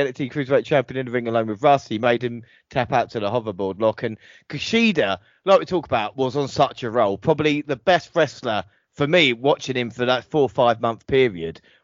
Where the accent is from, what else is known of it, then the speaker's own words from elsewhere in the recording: England, United Kingdom; I'm actually English